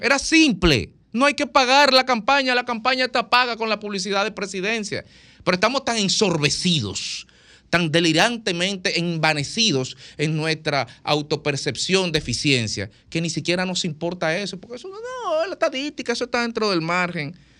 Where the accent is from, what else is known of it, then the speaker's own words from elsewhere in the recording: Dominican Republic; soy un dominicano